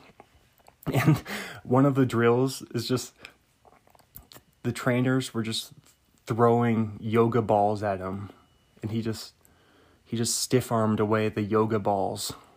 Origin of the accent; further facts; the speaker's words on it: Bothell, Washington, United States; where I grew up in Bothell. On the, on the, on the west side, Puget Sound area by Seattle, north of Seattle there